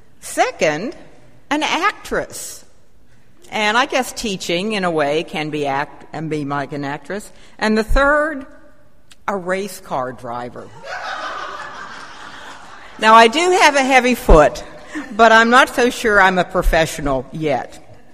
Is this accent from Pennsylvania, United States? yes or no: yes; Pennsylvania, United States; also born or lived in Virginia / Maryland / California / Colorado; now in Shreveport, United States; And yes, I am from the North, although some might consider Western Pennsylvania the Midwest. And I got to Shreveport very circuitously via Virginia, Maryland, California, and Colorado.